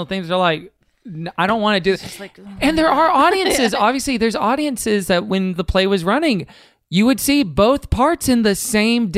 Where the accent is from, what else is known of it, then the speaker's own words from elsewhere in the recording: Texas, United States; a 14-year-old kid growing up in Texas